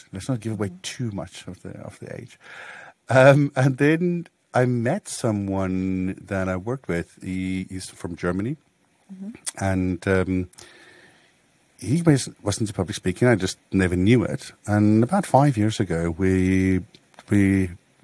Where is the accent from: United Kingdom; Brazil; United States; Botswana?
Botswana; I grew up close to Gaborone and on a rural community there.